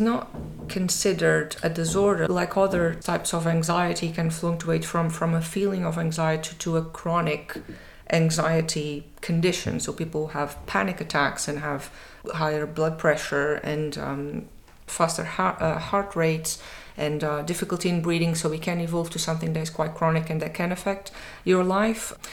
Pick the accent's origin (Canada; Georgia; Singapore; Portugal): Portugal; moved away as an adult; now in Edinburgh, United Kingdom; my home country, Portugal